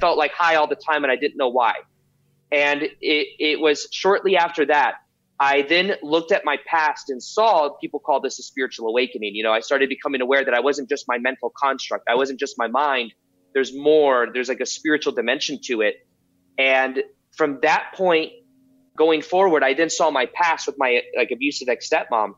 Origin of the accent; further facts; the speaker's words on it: Las Vegas, Nevada, United States; I was born and raised in Las Vegas